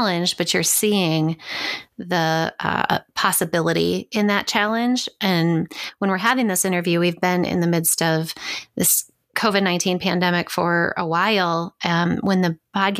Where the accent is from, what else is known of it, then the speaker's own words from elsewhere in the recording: Minnesota, United States; moved away as an adult; now in Wisconsin, United States; I grew up in Minnesota